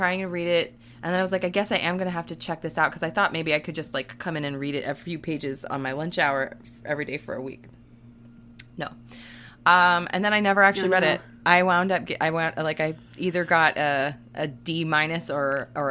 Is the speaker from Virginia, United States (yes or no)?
yes; Virginia, United States; born or raised there